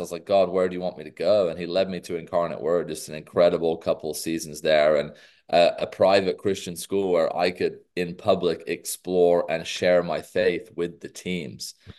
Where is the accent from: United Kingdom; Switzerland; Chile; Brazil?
United Kingdom; England; moved away as an adult; now in United States; as a Brit